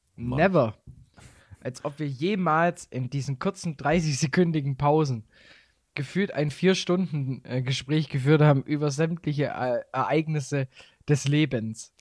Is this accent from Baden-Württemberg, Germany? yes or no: yes; Swabia, Baden-Württemberg, Germany; accent: Swabian; moved away as an adult; now in Bavaria, Germany; als Schwabe